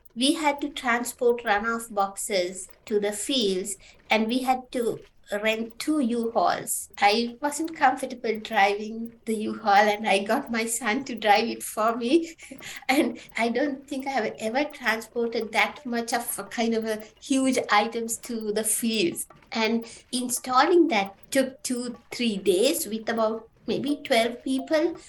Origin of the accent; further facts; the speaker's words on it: Sri Lanka; moved away as an adult; now in Canada; I'm originally from Sri Lanka, and uh, yeah, I was born there, and uh, I went to high school and the university